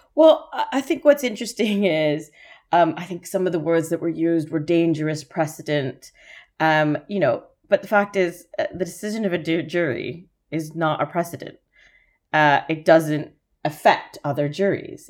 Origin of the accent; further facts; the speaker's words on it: Canada; accent: Canadian; moved away; also born or lived in Toronto; I don't know if you can tell from my accent, I'm Canadian